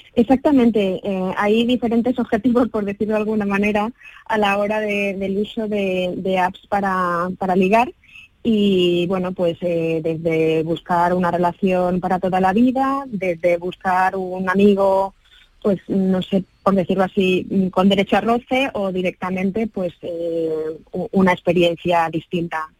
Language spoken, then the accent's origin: Spanish; Spain; nosotros como españoles